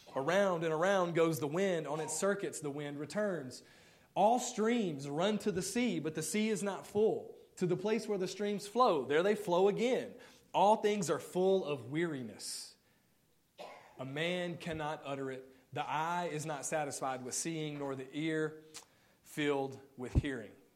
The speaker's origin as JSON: {"language": "English", "region": "Mississippi", "country": "United States", "moved": "yes", "said": "I'm from Mississippi originally"}